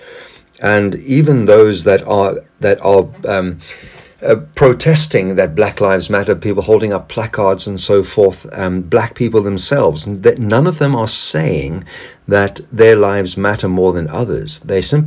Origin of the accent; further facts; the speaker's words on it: South Africa; moved away; my past as a South African, where I lived under the apartheid regime